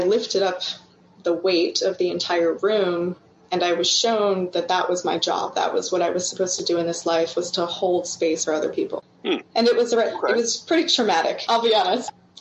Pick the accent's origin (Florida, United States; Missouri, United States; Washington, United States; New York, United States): Florida, United States; Orlando; moved away as an adult; also born or lived in West Coast, United States; I had a Shipibo maestro show up in Orlando, where I lived at the time